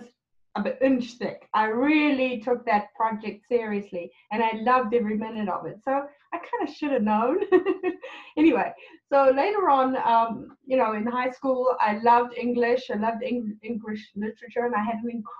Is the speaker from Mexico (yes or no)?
no; South Africa; moved away as an adult; now in Canada; I was born in South Africa, and in 1999, my husband and I immigrated to Canada